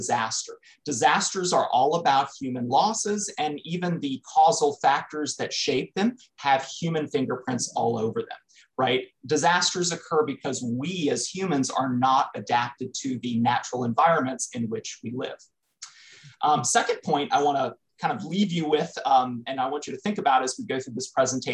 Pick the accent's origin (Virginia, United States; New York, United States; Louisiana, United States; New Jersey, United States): Louisiana, United States; Southern; I grew up in Southern Louisiana, so like flood-prone USA.